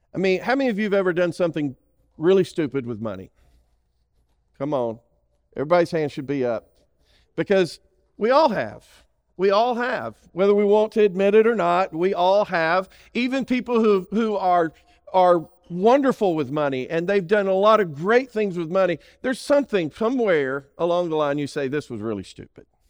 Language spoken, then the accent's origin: English; Alabama, United States; I'm from Alabama.